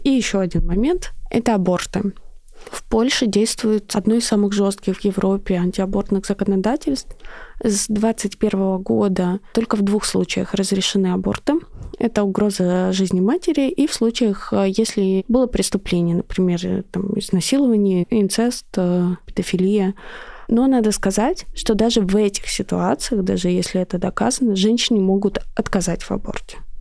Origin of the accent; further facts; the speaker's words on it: Russia; я из России